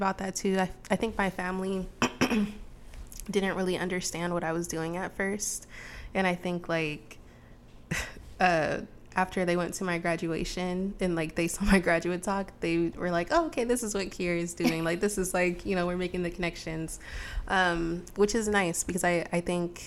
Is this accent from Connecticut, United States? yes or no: no; Los Angeles, California, United States; now in Portland, United States; I grew up in Los Angeles